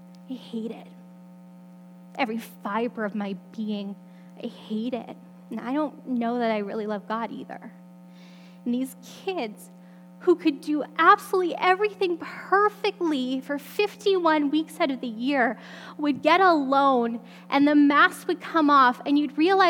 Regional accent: Alberta, Canada; I grew up in Alberta

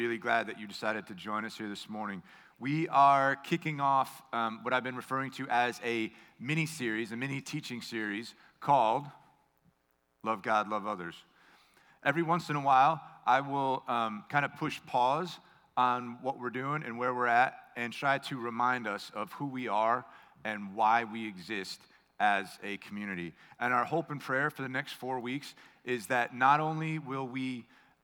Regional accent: United States; I grew up on Long Island Sound

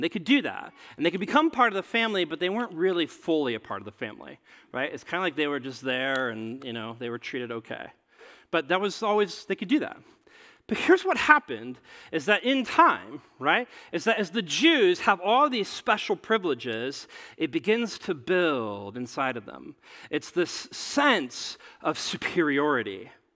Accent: Nebraska, United States; I grew up in, in Nebraska

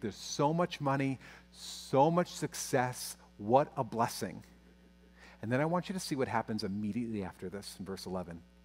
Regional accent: United States; my fear as an American pastor

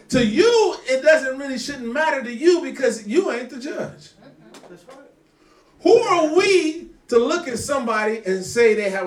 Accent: United States; growing up in America

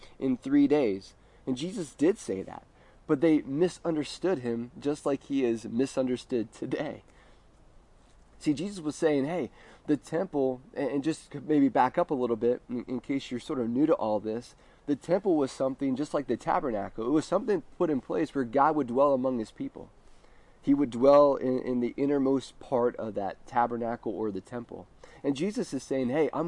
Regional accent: United States; we as American Christians are so focused on what we're going to wear to church on Easter

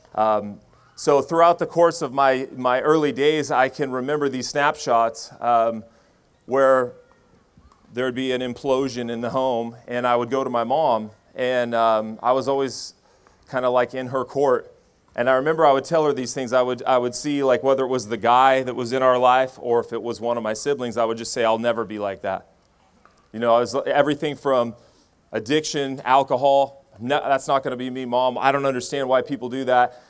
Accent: Medford, Oregon, United States; I grew up here in Oregon. I, uh, was born in Medford, Oregon

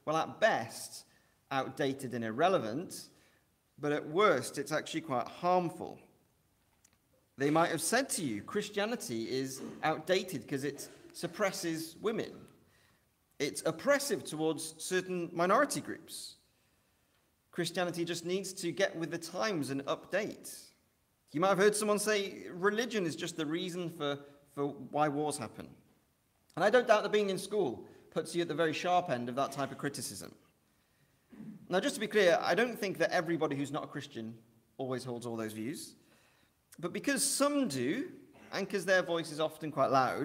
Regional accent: Welsh, Wales, United Kingdom; now in Liverpool, United Kingdom; I'm Welsh.

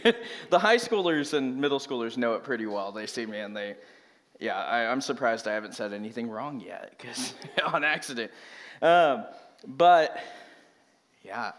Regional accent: Merced, California, United States; moved away as an adult; now in Reading, United States; I grew up in Merced, California

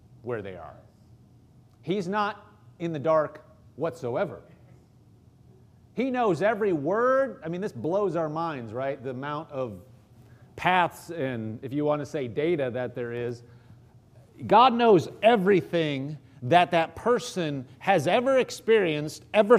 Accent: Omaha, Nebraska, United States; I grew up in Omaha, Nebraska

